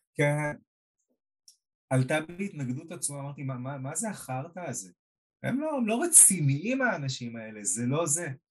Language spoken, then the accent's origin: Hebrew; Israel